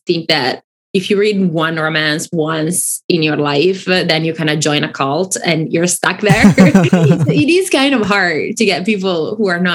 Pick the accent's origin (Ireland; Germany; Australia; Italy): Italy; English is a second language; moved away; I grew up in Italy and I didn't grow up speaking English. Like, I learned English when I was in my teens.